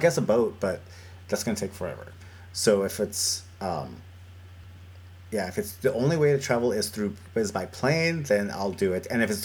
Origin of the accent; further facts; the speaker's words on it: United States; I'm from the United States.